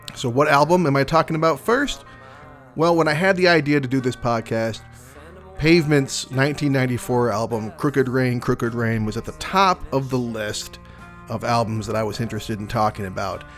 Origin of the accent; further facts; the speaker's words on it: Michigan, United States; I'm from Michigan